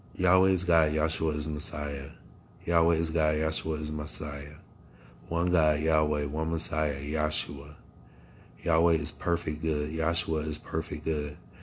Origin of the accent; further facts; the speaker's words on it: Akron, Ohio, United States; also born or lived in Cleveland, Ohio; now in New York City, United States; I was born in America, in Akron, Ohio